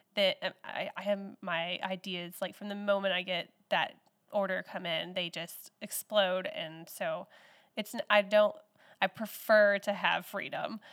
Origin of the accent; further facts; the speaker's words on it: Texas, United States; moved away as an adult; now in Newell, United States; I grew up in Texas and moved here in two thousand eleven, so I've been here for ten years.